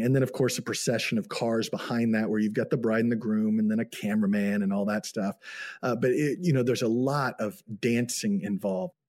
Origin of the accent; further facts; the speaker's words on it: United States; moved away as an adult; also born or lived in Xinjiang, China; I'm an American